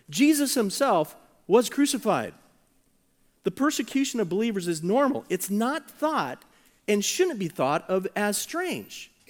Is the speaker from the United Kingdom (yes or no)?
no; United States; American Christians, we are the exception.